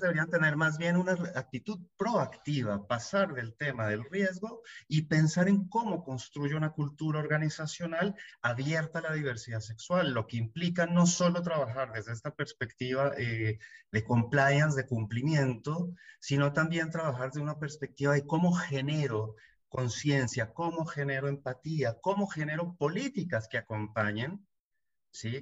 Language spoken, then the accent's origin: Spanish; Colombia; moved away as an adult; now in Buenos Aires, Argentina; colombiano, viviendo hace 15 años en Buenos Aires, Argentina